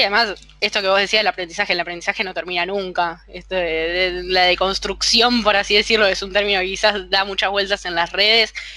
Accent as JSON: {"language": "Spanish", "region": "Buenos Aires", "country": "Argentina", "said": "desde acá, desde el lugar argentino, también porteño"}